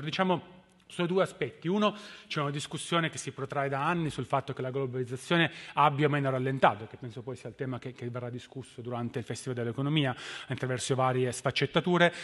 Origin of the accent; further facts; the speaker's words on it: Turin, Piedmont, Italy; moved away; Da, da torinese